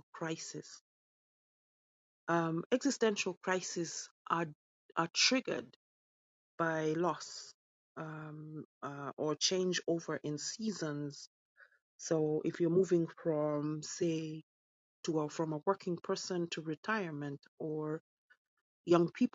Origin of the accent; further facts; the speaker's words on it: Kenya; also born or lived in United Kingdom; now in London, United Kingdom; I'm British born, Kenyan raised